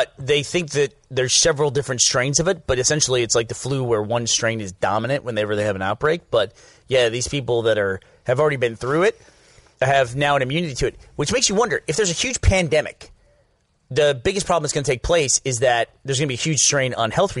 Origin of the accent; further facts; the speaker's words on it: New York, United States; I grew up in New York